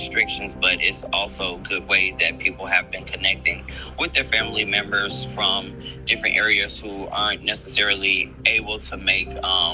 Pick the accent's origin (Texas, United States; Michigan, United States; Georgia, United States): Georgia, United States; Atlanta; also born or lived in Florida; Born and raised in Atlanta